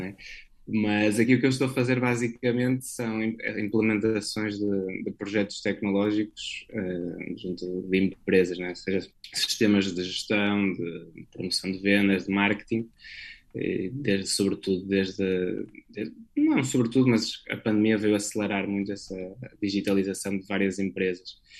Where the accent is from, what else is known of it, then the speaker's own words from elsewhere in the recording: Porto, Norte, Portugal; moved away as an adult; sou natural do Porto